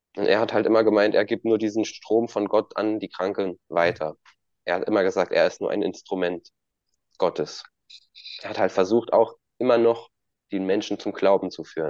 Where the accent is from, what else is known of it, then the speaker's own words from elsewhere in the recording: Germany; bei uns in Deutschland